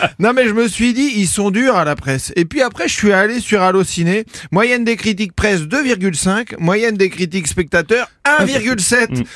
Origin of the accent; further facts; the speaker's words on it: France; je suis français